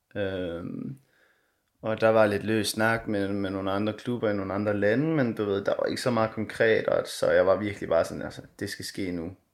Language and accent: Danish; Denmark; moved away as an adult; also born or lived in Konya, Turkey; her, hjemme i Danmark